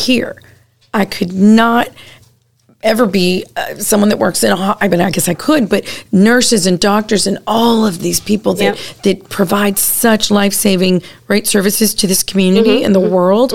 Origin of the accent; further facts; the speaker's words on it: Corpus Christi, Texas, United States; I was born and raised here in Corpus Christi